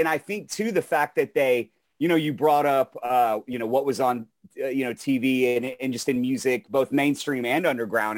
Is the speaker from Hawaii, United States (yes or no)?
no; Texas, United States; I'm from Texas